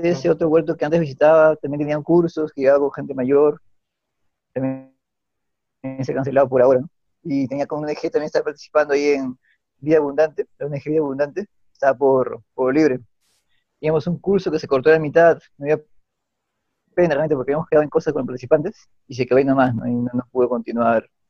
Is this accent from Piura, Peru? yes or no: no; Lima, Peru; yo como agrónomo limeño